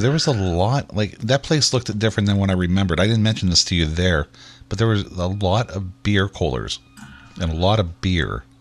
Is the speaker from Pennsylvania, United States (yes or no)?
yes; Pittsburgh, Pennsylvania, United States; we're from Pittsburgh